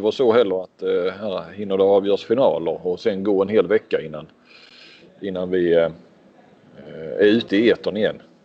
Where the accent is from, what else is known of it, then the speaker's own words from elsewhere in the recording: Sweden; som svensk